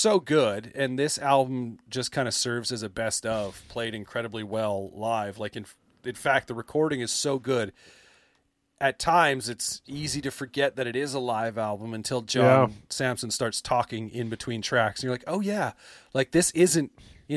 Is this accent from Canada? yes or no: yes; Canada; I'm Canadian